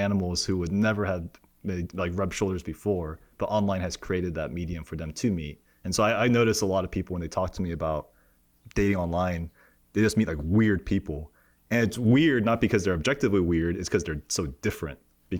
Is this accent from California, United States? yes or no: yes; Cerritos, California, United States; because I grew up like in Cerritos and the OC